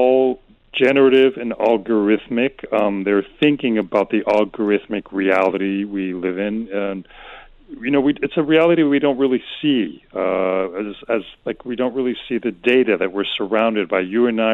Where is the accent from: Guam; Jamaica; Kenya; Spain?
Spain; Madrid, Community of Madrid; also born or lived in United States; I was born and raised in Madrid, born to an American mother and a Spanish father. So I'm very kind of bicultural and constantly shuffling back and forth between the U.S. and Spain.